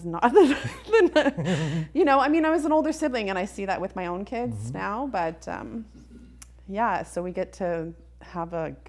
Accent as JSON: {"language": "English", "region": "New Brunswick", "country": "Canada", "moved": "yes", "said": "I'm from the Maritimes."}